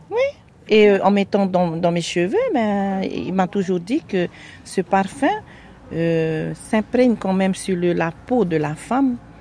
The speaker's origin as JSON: {"language": "French", "area": "Fatu-Hiva", "region": "Marquesas Islands", "country": "French Polynesia", "tie": "born or raised there", "said": "je suis originaire euh, de Fatouiva aux Marquises."}